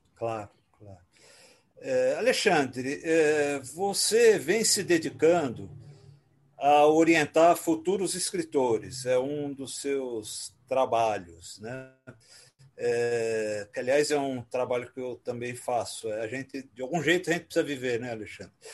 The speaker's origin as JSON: {"language": "Portuguese", "region": "São Paulo", "country": "Brazil", "tie": "born or raised there", "also_born_or_lived": "Rio de Janeiro"}